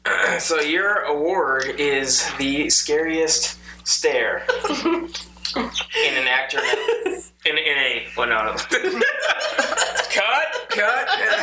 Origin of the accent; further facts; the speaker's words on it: Iowa, United States; Because I grew up in Iowa.